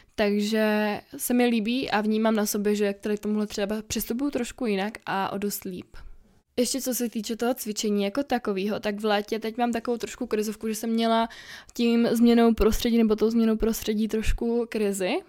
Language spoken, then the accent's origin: Czech; Czechia; Já jsem dobrá Češka